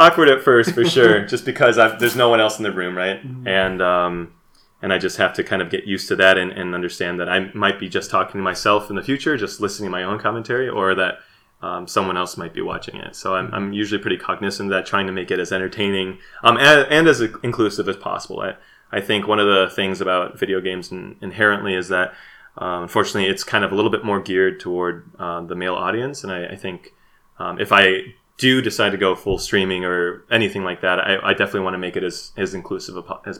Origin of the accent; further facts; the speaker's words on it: Midwest, United States; And again, there might be some bias there too, because it takes place in the Midwest. I'm from the Midwest, and just kind of seeing that.